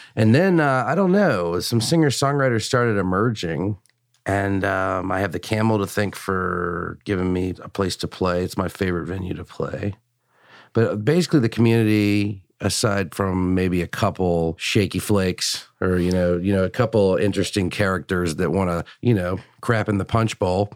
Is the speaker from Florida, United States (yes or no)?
no; Richmond, Virginia, United States; also born or lived in Washington, D.C.; I was born in Richmond